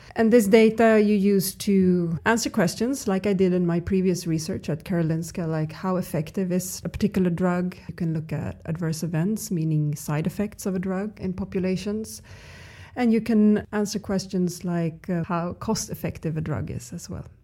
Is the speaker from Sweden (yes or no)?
yes; Stockholm, Stockholm County, Sweden; I'm from Stockholm.